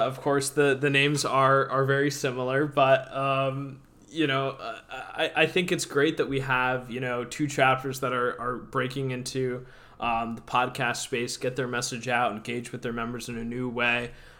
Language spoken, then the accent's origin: English; Connecticut, United States; In my home state of Connecticut